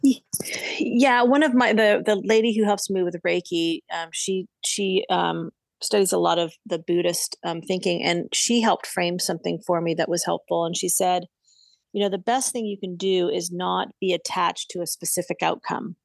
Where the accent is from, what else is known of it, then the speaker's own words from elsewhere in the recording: Southern California, United States; now in Santa Barbara, United States; where I grew up in Southern California, which is about ninety minutes south of me